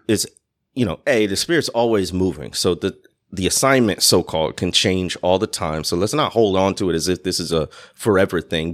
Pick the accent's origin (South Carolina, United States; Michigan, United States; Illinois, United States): Illinois, United States; Chicago; moved away as an adult; also born or lived in Mississippi Delta; I'm coming from the Chicago area.